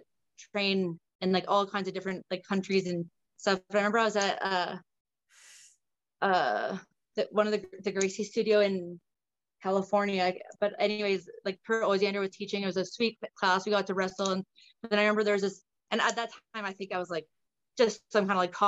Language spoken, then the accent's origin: English; Ontario, Canada; also born or lived in British Columbia; now in Nova Scotia, Canada; I'm originally from Ontario